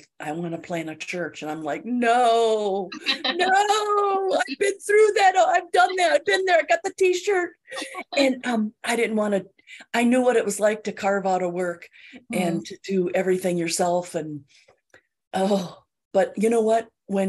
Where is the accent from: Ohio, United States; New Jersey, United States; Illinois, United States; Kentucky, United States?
Illinois, United States; Chicago; also born or lived in St. Paul, Minnesota; I was raised near Chicago, in the Chicago suburbs